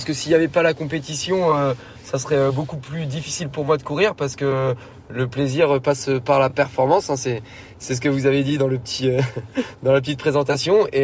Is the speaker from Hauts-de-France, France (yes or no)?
no; Hérouville-Saint-Clair, Normandy, France; now in Caen, France; J'habite à Caen. Je viens de Caen, je suis né à Caen, j'ai grandi à Hérouville-Saint-Clair et euh, maintenant j'habite euh, de nouveau à Caen.